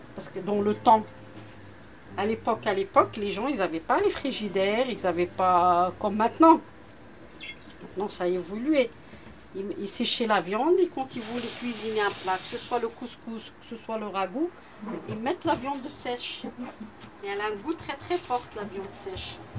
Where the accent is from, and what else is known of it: Morocco; now in Marseille, France